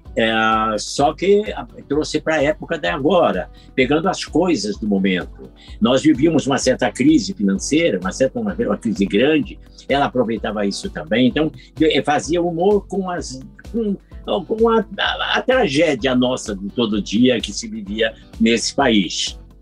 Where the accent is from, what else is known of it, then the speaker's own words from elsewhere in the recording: Curitiba, Paraná, Brazil; moved away; quando eu tinha 10 anos, eu ainda morava em Curitiba, que eu sou curitibano